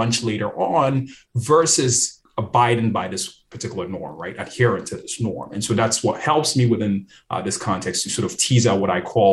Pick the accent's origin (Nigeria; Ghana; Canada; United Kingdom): Ghana; moved away; also born or lived in New York City